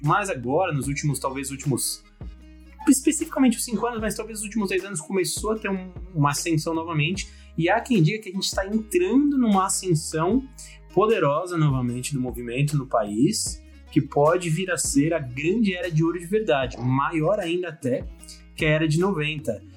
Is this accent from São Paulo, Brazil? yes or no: yes; São Paulo, Brazil; eu sou um pequeno empresário paulista, paulistano, né? Moro aqui na capital de São Paulo.